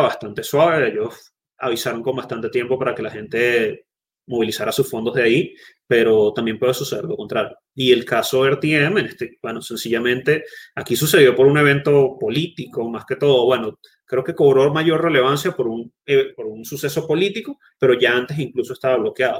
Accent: Venezuela; Los venezolanos no podemos utilizar BlockFi, tenemos que recurrir a otras cosas. Y uno como venezolano

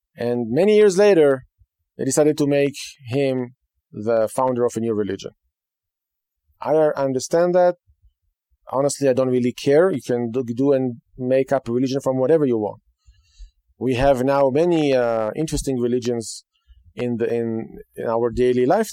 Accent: Israel; moved away; Today, in Israel, my home state, the land of Israel

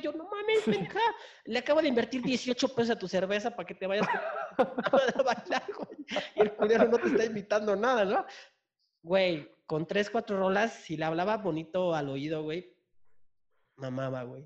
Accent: Chiapas, Mexico; now in Mexico City, Mexico; De Chiapas, pero pues ya vivo aquí en, en la ciudad. Ya llevo años aquí en la ciudad

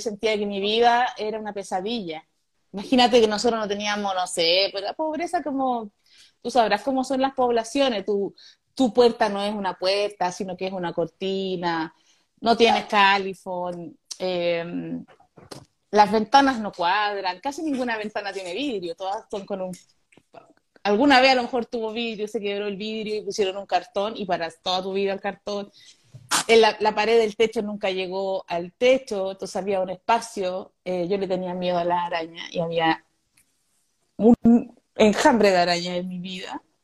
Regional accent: Conchalí, Santiago Metropolitan Region, Chile; also born or lived in Ñuñoa; yo viví en Conchalí hasta los 10 años

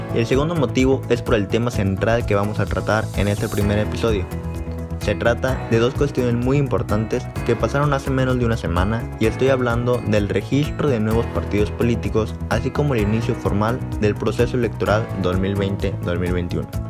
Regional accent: Mexico; nuestra responsabilidad como mexicanos

